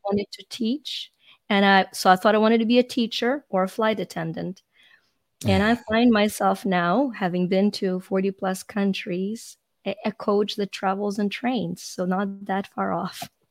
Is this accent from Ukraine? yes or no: yes; Ukraine; moved away; I'm Ukrainian, so I was born in Ukraine when it was a part of the Soviet Union.